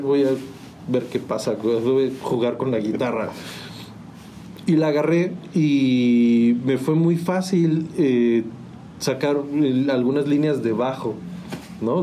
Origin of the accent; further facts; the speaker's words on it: San Juan del Río, Querétaro, Mexico; moved away as an adult; also born or lived in Mexico City; yo nací en la ciudad de Querétaro, pero mis, papás ya vivían acá, o sea, solo fui a nacer a la ciudad, pero soy sanjuanense pues de toda la vida, ¿no? O sea, crecí aquí